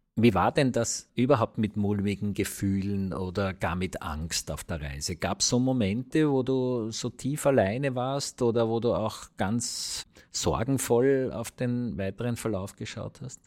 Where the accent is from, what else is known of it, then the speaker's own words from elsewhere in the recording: Vienna, Austria; wir als Wiener